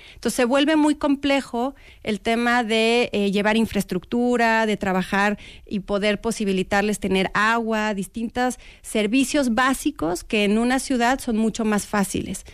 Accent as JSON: {"language": "Spanish", "country": "Mexico", "said": "como mexicanos"}